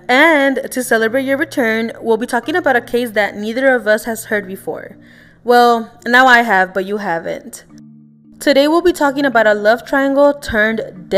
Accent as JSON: {"language": "English", "region": "Texas", "country": "United States", "tie": "born or raised there", "said": "I was born and raised in Texas"}